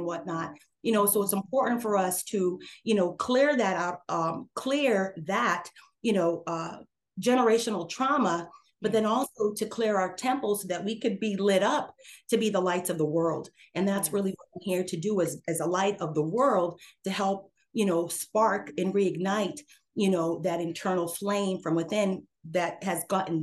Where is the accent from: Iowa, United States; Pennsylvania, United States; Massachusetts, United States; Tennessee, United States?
Massachusetts, United States; central; moved away; also born or lived in Ojai, California, United States; I'm from central Massachusetts. I was born and raised.